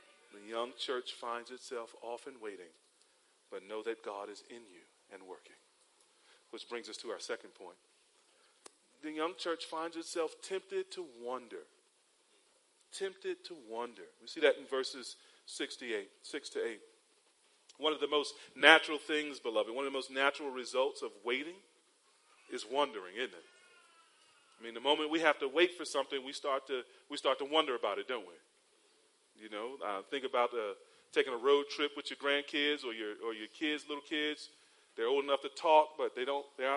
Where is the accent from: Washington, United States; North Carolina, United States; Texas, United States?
North Carolina, United States; 45 minutes from Charlotte; moved away as an adult; now in Cayman Islands; Charlotte's about a 45-minute drive from my hometown